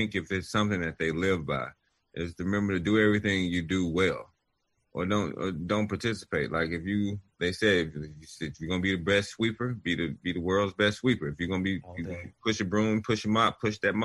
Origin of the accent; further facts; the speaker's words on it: Chicago, Illinois, United States; I was born in Chicago, Illinois